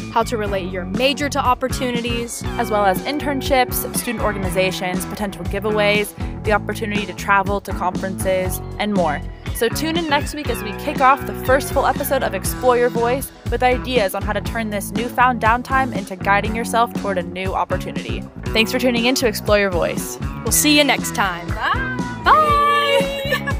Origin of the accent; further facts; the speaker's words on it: Portland, Oregon, United States; now in Las Vegas, United States; I grew up in Portland, Oregon, and i am a current UNLV student